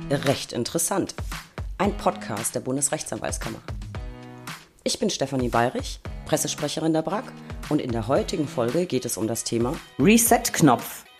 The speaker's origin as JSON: {"language": "German", "region": "Berlin", "country": "Germany", "said": "Wir Berliner"}